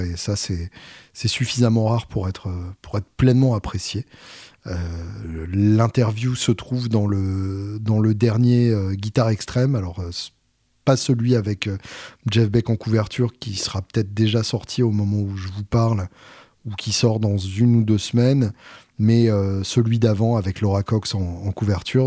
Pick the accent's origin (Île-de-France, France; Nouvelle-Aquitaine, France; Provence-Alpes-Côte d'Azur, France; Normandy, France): Normandy, France; je suis Normand